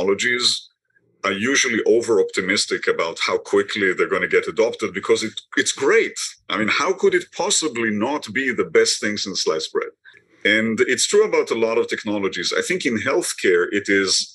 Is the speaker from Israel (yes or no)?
yes; Israel; moved away as an adult; now in Boston, United States; I was born in Israel many years ago, trained in medicine there